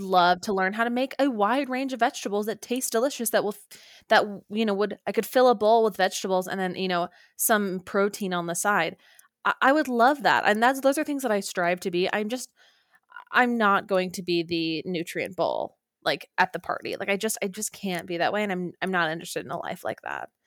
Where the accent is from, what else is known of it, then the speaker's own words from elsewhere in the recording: Orem, Utah, United States; moved away; I flew home to Orem, Utah